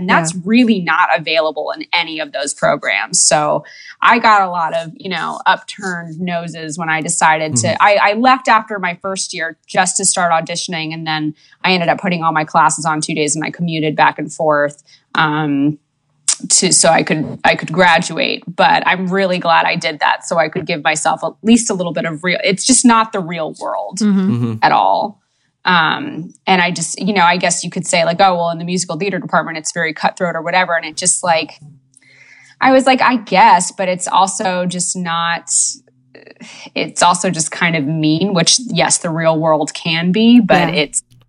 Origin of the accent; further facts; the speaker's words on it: New York City, New York, United States; moved away as an adult; now in Los Angeles, United States; Born and raised. The Lower East Side.